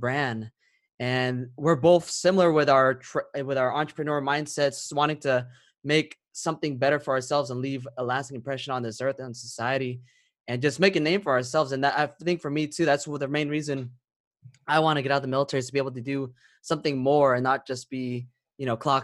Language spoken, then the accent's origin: English; California, United States; moved away as an adult; also born or lived in Italy / Turkey; now in Germany; I'm from California originally